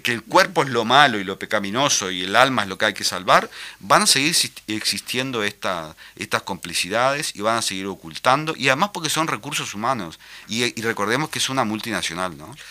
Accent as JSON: {"language": "Spanish", "region": "Paysandú", "country": "Uruguay", "tie": "born or raised there", "moved": "yes", "said": "estuve en Paysandú, que es mi ciudad natal"}